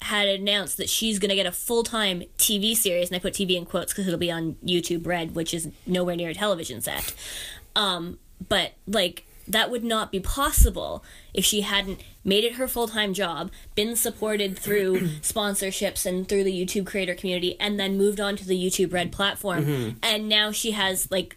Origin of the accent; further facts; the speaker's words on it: Canada; I'm a terrible Canadian